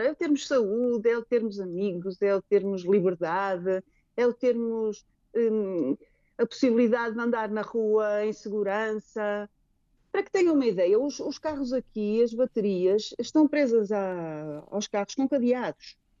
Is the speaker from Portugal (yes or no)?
yes; Portugal; moved away as an adult; now in Maputo, Mozambique; Tenho muitas saudades da minha terra, da minha casa, dos meus amigos